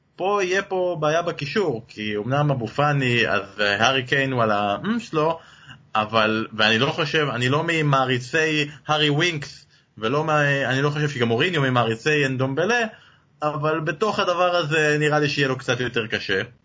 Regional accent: Israel

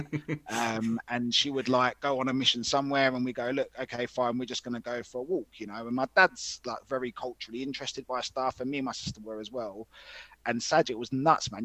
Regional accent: London, United Kingdom; growing up in England

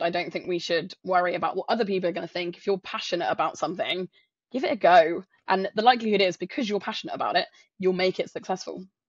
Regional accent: south coast of England, United Kingdom; moved away as an adult; also born or lived in London; I'm not from London. I'm from a s, tiny, uh, small town on the south coast of England

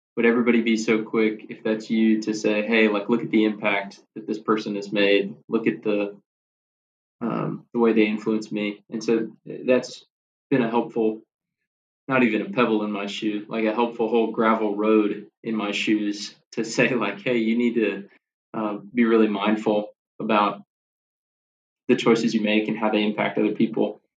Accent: Bowling Green, Kentucky, United States; moved away as an adult; now in Nashville, United States; I grew up in Bowling Green, Kentucky, like an hour north of Nashville, where I live now.

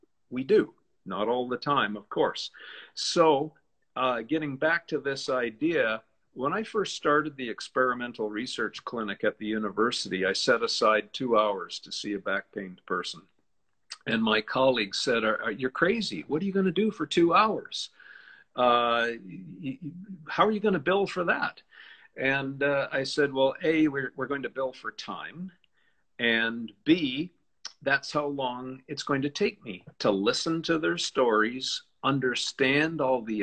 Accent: Canada; I'm a Canadian

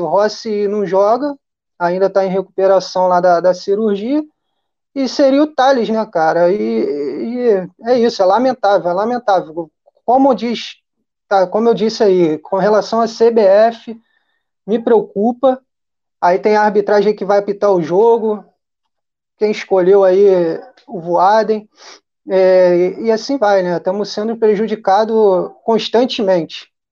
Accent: Rio de Janeiro, Brazil; moved away as an adult; now in Niterói, Brazil; falo de Niterói, sou carioca da gema mesmo, pulei para Niterói tem pouco tempo

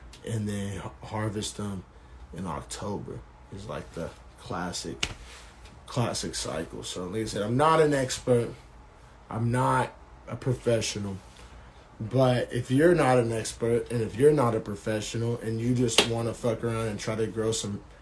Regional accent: Oklahoma, United States; growing up in Oklahoma and starting out my smoking in Oklahoma

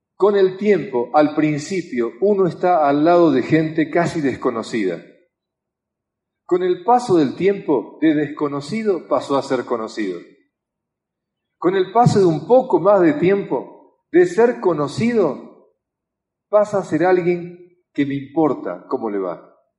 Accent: Argentina; como argentino

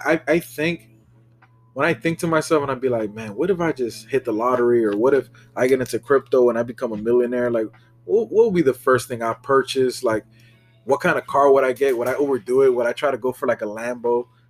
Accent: Miami, Florida, United States; Because he is from Broward. I was from Miami. But bringing up South Florida.

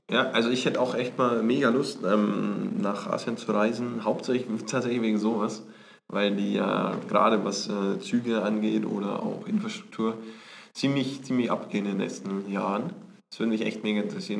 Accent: Bavaria, Germany; accent: Bavarian; mit mir so einen bayerischen Einschlag

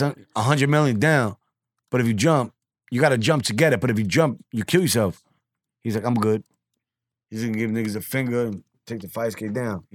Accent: New York City, New York, United States; I grew up on Gun Hill in Decatur my whole life

